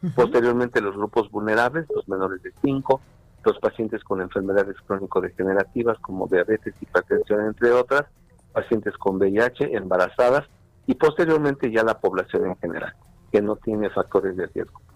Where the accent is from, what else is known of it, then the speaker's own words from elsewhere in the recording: Mexico; Somos un país de fiestas, somos un país de alegría